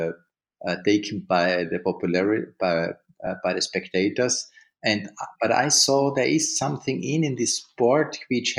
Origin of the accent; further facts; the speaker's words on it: Seeboden, Carinthia, Austria; In the southern part of Austria. Ski jumping fans knows it's nearby Planica in Slovenia and nearby Villach, which is a small town nearby my village. My village is on a lake, Milchstetter See, and the village is known Seeboden.